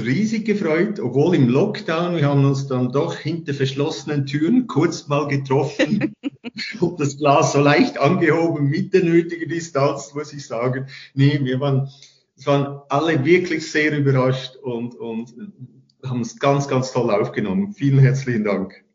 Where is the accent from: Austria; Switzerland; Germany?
Switzerland; Lucerne; now in Interlaken, Switzerland; Als Luzerner